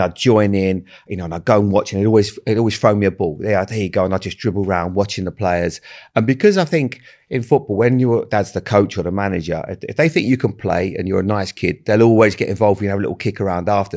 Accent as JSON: {"language": "English", "town": "Bournemouth", "region": "South West England", "country": "United Kingdom", "tie": "born or raised there", "said": "I grew up in Bournemouth"}